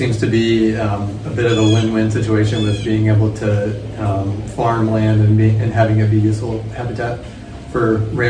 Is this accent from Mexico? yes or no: no; North Alabama, United States; moved away as an adult; also born or lived in Tennessee; now in Virginia, United States; I'm from North Alabama, and I went to college in Tennessee and at Sewanee.